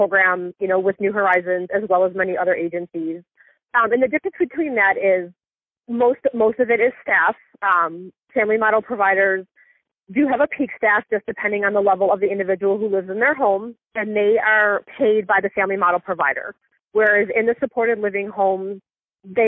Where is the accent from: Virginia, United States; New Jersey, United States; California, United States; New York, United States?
New York, United States; Niagara Falls; now in Nashville, United States; I'm originally from Niagara Falls, New York, right outside Buffalo